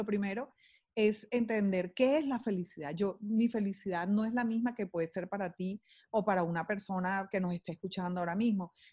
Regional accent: Barranquilla, Atlántico, Colombia; also born or lived in London; Eh, nací en Londres, imagínense, fui así como como un regalito que les mandó la vida a ellos y eventualmente se vinieron para acá muy jóvenes y hicieron su vida, mi papá y mi mamá hicieron su vida aquí en Barranquilla

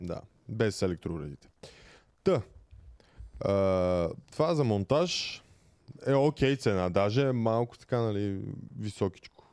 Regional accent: Bulgaria; also born or lived in England; сме доста българи на обекта

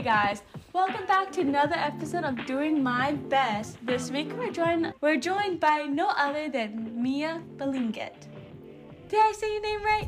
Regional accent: Hawaii, United States; I'm Japanese, but I'm fifth generation here in Hawaii.

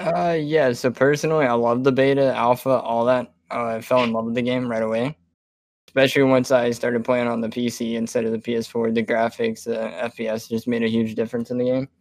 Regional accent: South Carolina, United States; I'm from South Carolina

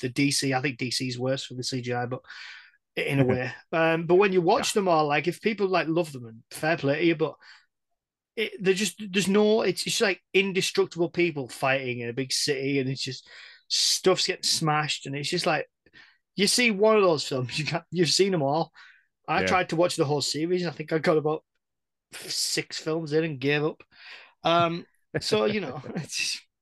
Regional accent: England, United Kingdom; we're English. We're British.

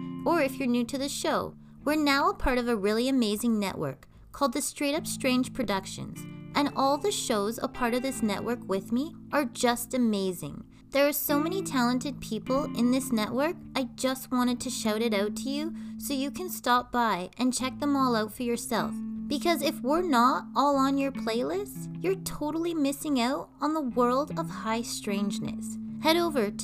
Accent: Canada; I'm Canadian Girl

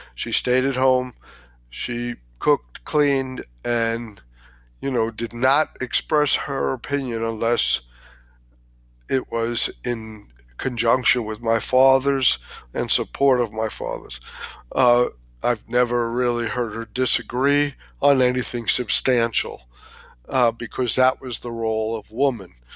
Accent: New York, United States; I was born in New York, in Queens, in Long Island Jewish Hospital.

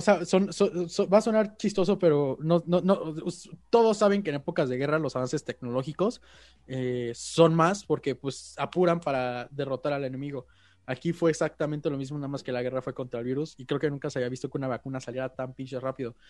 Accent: Mexico; los mexicanos entre nosotros

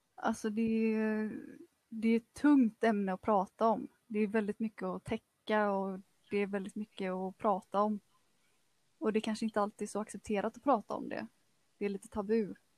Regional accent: Kungsbacka, Halland County, Sweden; also born or lived in Frölunda, Gothenburg; Jag är född och uppvuxen i, i Frölunda, men eh, vi flyttade till Kungsbacka till, eh, i, när jag var ungefär sex år gammal. Så att eh, det var här jag började gå i skolan. Gick hela grundskolan i Kungsbacka

